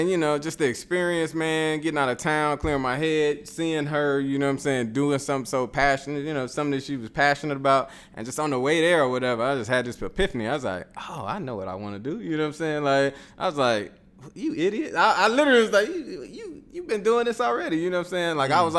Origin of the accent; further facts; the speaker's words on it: Chicago, Illinois, United States; I'm from Chicago and like we don't talk to each other like that, you know, walking down the street.